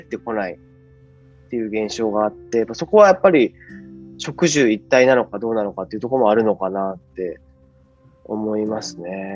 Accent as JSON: {"language": "Japanese", "town": "Ureshino", "region": "Saga", "country": "Japan", "tie": "born or raised there", "said": "旅館で生まれ育って、温泉街で、ね、高知の中で育ったので"}